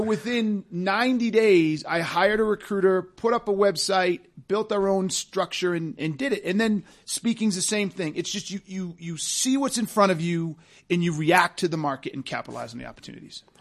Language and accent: English; Massachusetts, United States; moved away as an adult; we grew up in Massachusetts